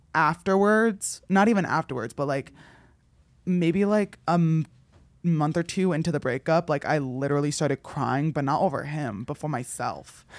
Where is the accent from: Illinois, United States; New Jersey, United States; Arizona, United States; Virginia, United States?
New Jersey, United States; moved away; growing up in New Jersey